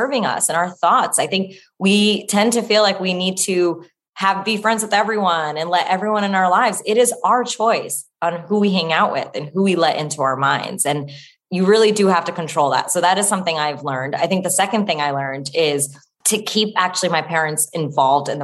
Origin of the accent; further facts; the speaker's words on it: New Jersey, United States; I grew up in New Jersey